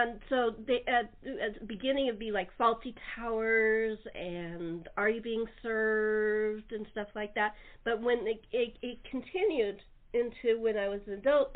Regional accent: Los Angeles, California, United States; I grew up in Los Angeles

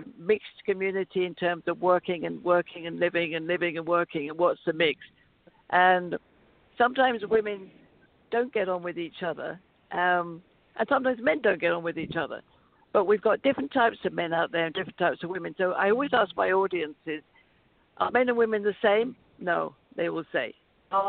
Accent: United Kingdom; moved away as an adult; now in United States; I love being in America because I'm not an American. I'm British

